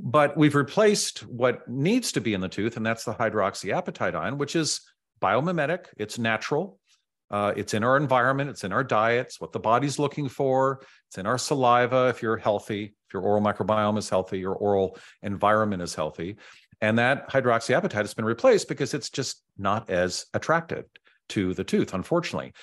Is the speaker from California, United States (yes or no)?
yes; San Francisco, California, United States; also born or lived in Silicon Valley; I grew up in San Francisco